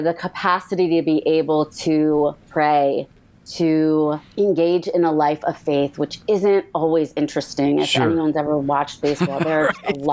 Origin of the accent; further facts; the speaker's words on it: United States; I grew up in the suburbs of Washington, D.C., same house all my life